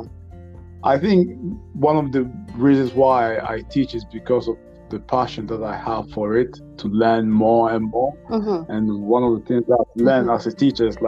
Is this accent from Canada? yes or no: no; Ghana; now in Norway; I'm from Ghana